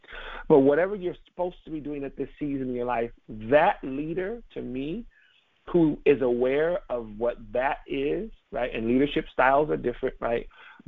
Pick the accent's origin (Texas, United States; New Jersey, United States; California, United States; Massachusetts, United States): California, United States; She's driving on Highway 1 in California. I'm from California.